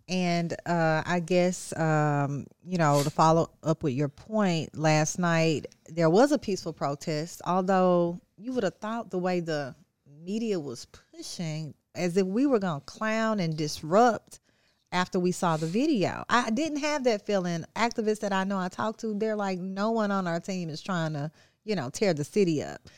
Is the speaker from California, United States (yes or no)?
no; Texas, United States; now in Memphis, United States; my hometown of, uh, Texas